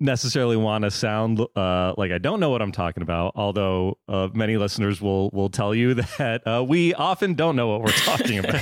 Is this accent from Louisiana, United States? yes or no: no; Florida, United States; also born or lived in New York; now in Los Angeles, United States; I grew up in Florida, so I was a Marlins fan, lived in New York